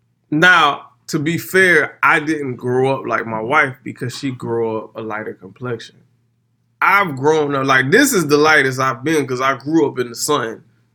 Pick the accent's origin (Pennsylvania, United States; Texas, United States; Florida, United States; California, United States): Florida, United States; Miami; moved away; I'm from Miami.